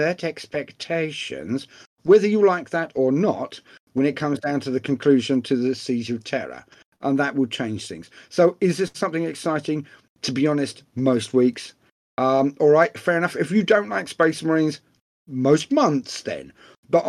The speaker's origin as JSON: {"language": "English", "region": "England", "country": "United Kingdom", "said": "being English"}